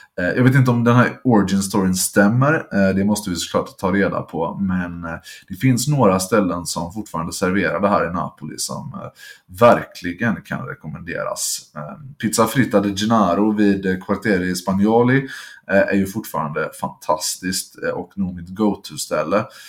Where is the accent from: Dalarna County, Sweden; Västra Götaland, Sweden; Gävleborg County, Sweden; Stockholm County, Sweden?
Västra Götaland, Sweden; Gothenburg; som göteborgare